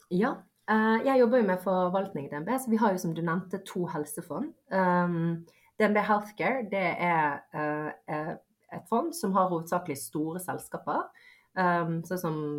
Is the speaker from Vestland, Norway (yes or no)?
yes; Bergen, Vestland, Norway; also born or lived in Bosnia / Voss / Askøy / Fjell; Det er jo der jeg har bodd uh, si mesteparten av livet.